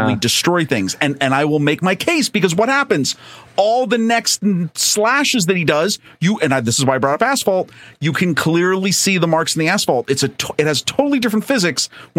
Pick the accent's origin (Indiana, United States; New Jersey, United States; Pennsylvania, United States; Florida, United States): Pennsylvania, United States; Pennsylvania, my home state